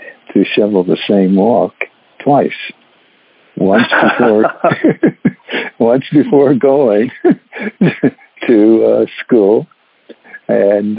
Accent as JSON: {"language": "English", "town": "Detroit", "region": "Michigan", "country": "United States", "tie": "born or raised there", "said": "I grew up in Detroit, Michigan"}